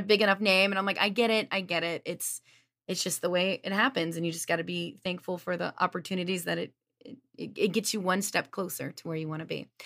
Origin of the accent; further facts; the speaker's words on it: Lafayette, Louisiana, United States; moved away as an adult; also born or lived in Las Vegas; I'm from Lafayette, Louisiana